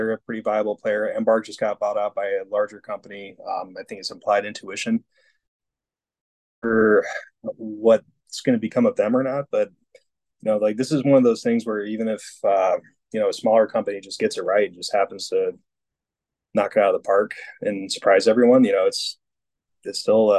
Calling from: Iowa, United States; Northwest Iowa. Spending a little bit of time with family before I get back on the road again.

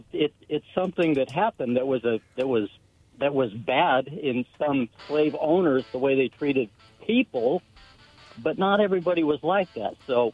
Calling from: Prosser, Washington, United States; from Prosser.

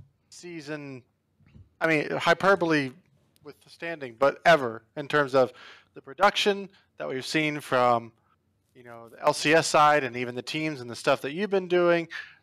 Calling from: Buffalo, New York, United States; Hey, I'm calling from Buffalo, New York.

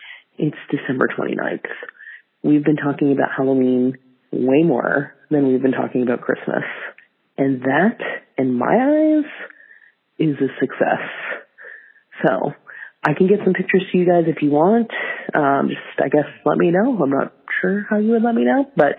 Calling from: Canada; I'm calling from the Great White North

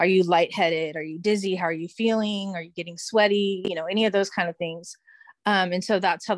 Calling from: California, United States; I am calling in from California in the United States.

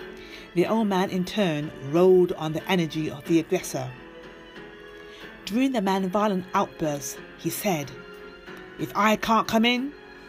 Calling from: London, United Kingdom; from London, UK

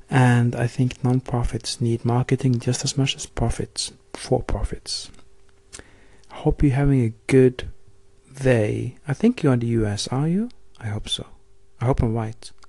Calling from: Oslo, Norway; calling from … in Oslo, Norway. I don't think I've formally introduced myself to you. … I'm 39 years old.

